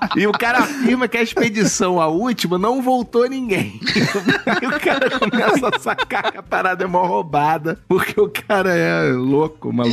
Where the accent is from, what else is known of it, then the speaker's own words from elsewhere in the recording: Niterói, Rio de Janeiro, Brazil; eu, enfim, vim de Niterói, minha parada sempre foi de rua, eu sempre fui um cara de rua, de brincar na rua